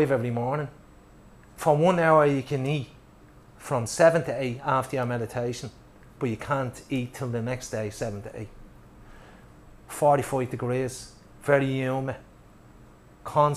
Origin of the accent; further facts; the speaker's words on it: Ireland; we're Irish